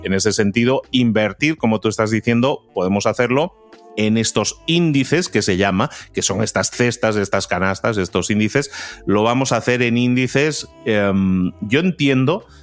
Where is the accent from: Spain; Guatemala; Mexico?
Spain; moved away; yo que soy español, aunque vivo fuera